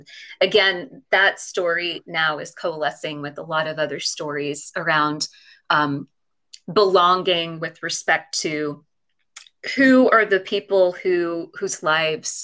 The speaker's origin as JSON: {"language": "English", "region": "California", "country": "United States", "tie": "born or raised there", "also_born_or_lived": "London", "moved": "yes", "lives_now": "New York, United States", "said": "I was born in London, but then I grew up in California"}